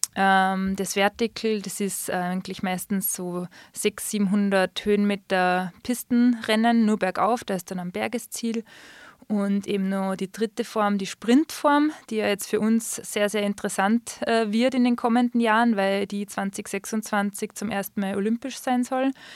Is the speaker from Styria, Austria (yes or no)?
yes; Schladming, Styria, Austria; moved away as an adult; now in Füssen, Germany; in meinem Geburtsort in Schlabming